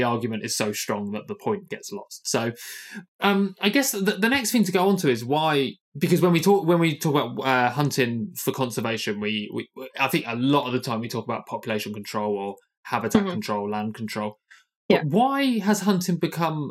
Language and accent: English; United Kingdom; I'm British, so maybe I'm obsessed with class